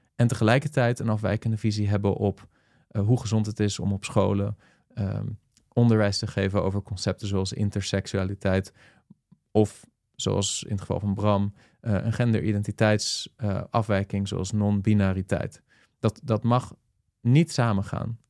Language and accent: Dutch; Netherlands; als Nederlanders